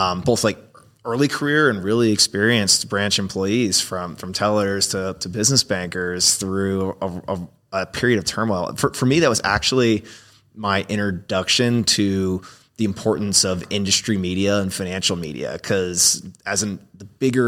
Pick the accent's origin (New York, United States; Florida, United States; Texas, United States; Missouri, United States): Florida, United States; I grew up in Florida.